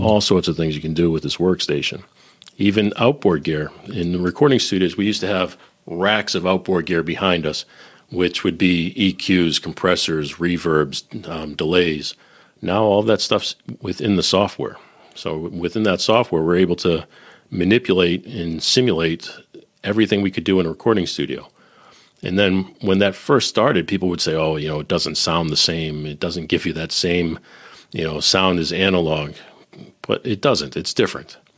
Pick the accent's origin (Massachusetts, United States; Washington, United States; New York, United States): Massachusetts, United States; Boston; also born or lived in Nashville / Silicon Valley / Northern Kentucky; now in Cincinnati, United States; I'm originally from Boston, living in Cincinnati.